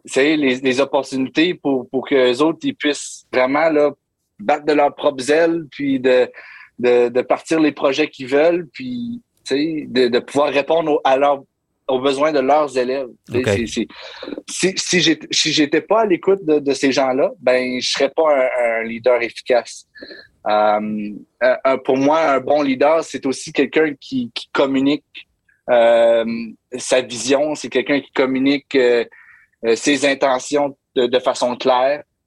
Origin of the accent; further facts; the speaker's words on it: Hearst, Ontario, Canada; moved away as an adult; also born or lived in Toronto area, Ontario; now in St. John's, Canada; je suis franco-ontarien, donc euh, je viens du nord de l'Ontario. Je viens d'une petite ville très francophone qui s'appelle Hearst, Ontario.